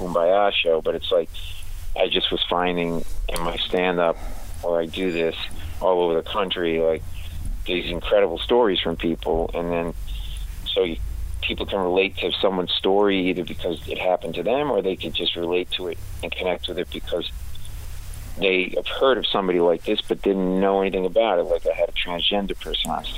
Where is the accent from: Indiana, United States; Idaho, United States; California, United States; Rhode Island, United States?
Rhode Island, United States; we're from Rhode Island, and we only pronounce, like, every fifth R